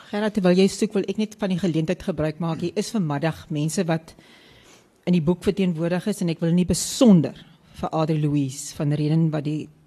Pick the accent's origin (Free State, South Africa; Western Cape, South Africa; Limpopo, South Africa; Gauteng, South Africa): Western Cape, South Africa; West Coast; moved away; also born or lived in Johannesburg; ek kom ons van die Weskus af